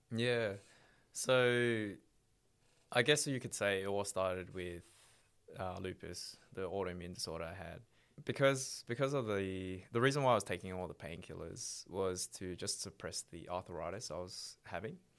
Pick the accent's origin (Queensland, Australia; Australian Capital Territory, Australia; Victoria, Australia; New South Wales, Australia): Victoria, Australia; Melbourne; originally uh, from Melbourne, born born and raised in Melbourne